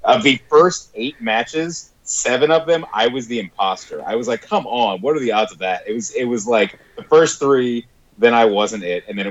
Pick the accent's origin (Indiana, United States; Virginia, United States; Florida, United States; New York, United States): Virginia, United States; growing up in Virginia